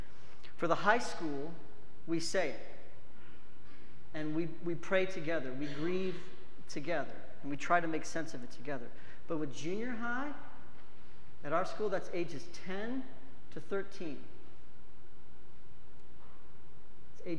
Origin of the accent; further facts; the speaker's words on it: United States; I love being an American